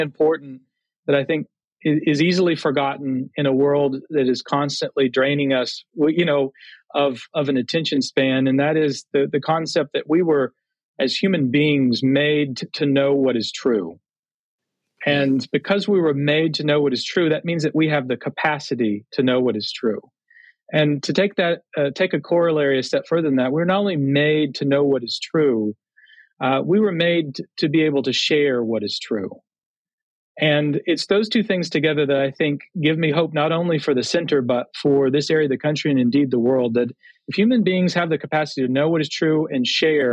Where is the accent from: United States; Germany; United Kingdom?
United States; Texas; now in Connecticut, United States; being a Texan by birth